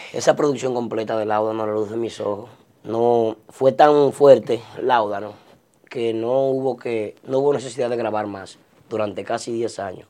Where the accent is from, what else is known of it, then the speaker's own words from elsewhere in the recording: Santiago de los Caballeros, Santiago, Dominican Republic; now in New York, United States; me mudé para la zona de la Yapurumía y zona sur de Santiago